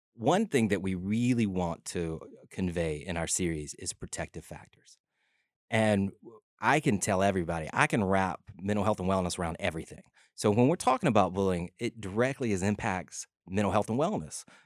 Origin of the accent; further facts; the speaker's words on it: LaGrange, Georgia, United States; I grew up in LaGrange, Georgia, about an hour south of Atlanta